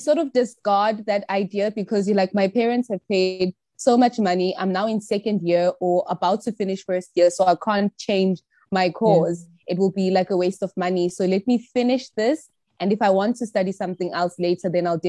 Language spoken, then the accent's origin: English; Johannesburg, Gauteng, South Africa; moved away as an adult; also born or lived in Limpopo; now in China; I'm Tsonga. I'm from South Africa. I grew up in Johannesburg, but I am from Limpopo.